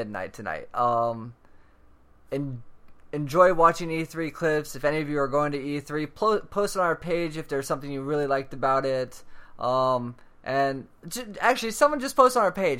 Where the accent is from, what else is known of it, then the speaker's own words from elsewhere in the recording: Tampa, Florida, United States; I am from Tampa Bay